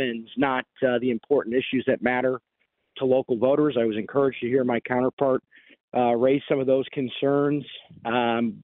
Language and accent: English; Amherst, New York, United States; I grew up in Amherst